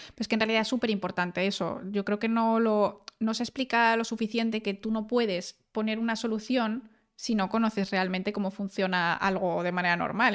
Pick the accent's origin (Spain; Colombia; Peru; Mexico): Spain; León, Castile and León; also born or lived in Germany; now in Valencia, Spain; en León tenemos gente que es la leche